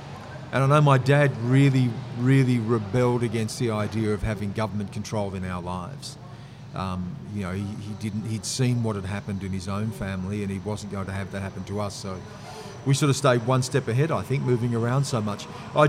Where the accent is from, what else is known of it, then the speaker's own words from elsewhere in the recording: Griffith, New South Wales, Australia; born there; You know, I was born in Griffith.